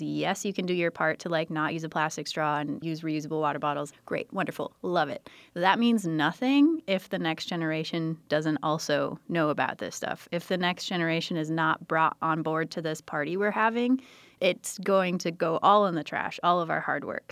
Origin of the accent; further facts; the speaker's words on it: United States; now in Milwaukee, United States; I grew up on the San Croix River